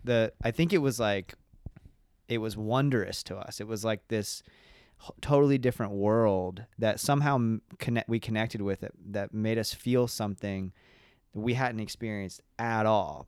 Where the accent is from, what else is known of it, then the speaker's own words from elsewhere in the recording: Elizabethtown, Kentucky, United States; I was born in Elizabethtown, Kentucky